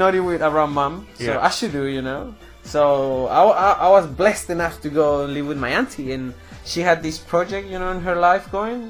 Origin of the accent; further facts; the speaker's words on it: Viña del Mar, Valparaíso, Chile; first language Spanish; English is a second language; moved away as an adult; now in New Zealand; I'm from a city above, it's called Viña del Mar